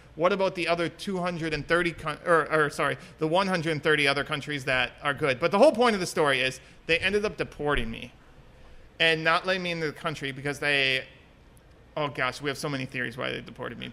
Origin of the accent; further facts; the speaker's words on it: Town of Washington, Wisconsin, United States; moved away as an adult; also born or lived in Singapore / Florida; I'm from Wisconsin